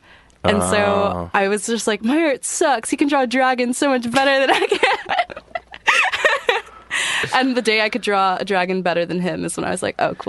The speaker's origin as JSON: {"language": "English", "town": "Los Angeles", "region": "California", "country": "United States", "tie": "born or raised there", "said": "I grew up in Echo Park right by Dodger Stadium, actually."}